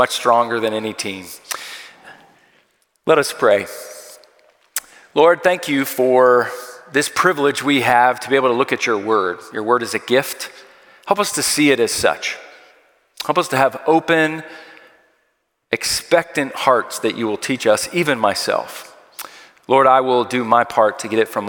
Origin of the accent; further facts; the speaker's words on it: Philadelphia, Pennsylvania, United States; I am from Philadelphia